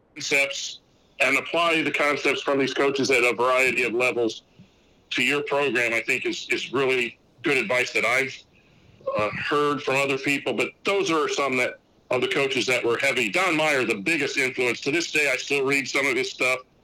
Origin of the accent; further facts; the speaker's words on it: La Porte, Indiana, United States; I'm originally from Laporte, Indiana